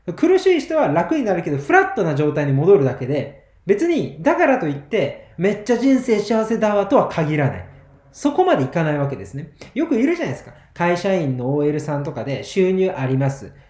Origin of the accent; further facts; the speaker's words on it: Kagawa, Japan; 僕、地元香川県なんですけど。